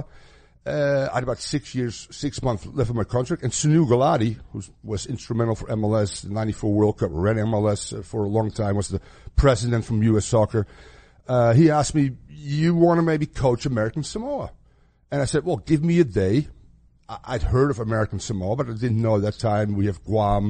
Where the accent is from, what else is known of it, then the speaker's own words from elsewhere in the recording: Amsterdam, North Holland, Netherlands; moved away; also born or lived in Minneapolis; here I am from Amsterdam, a little bit of a crazy guy